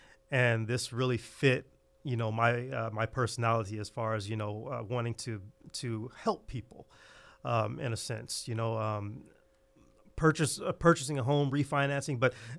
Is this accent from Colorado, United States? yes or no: no; Fresno, California, United States; I was born and raised right here in Fresno. Very, very humble beginnings in a place called Dakota Woods, if any of you know where where that is.